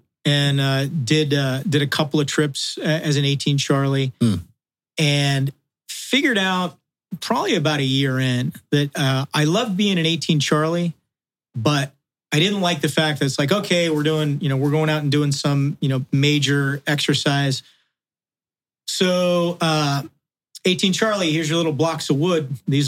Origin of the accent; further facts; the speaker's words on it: Wales, United Kingdom; With corresponding leg length and, you know, body, you know, I'm a Welshman. We're built the way we're built, right?